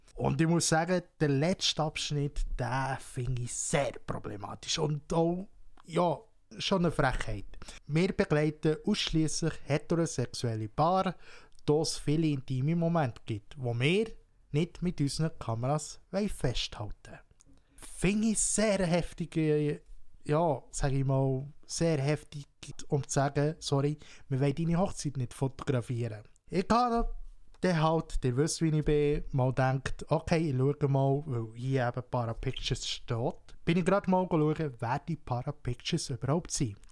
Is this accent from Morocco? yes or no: no; Switzerland; hier bei uns in der Schweiz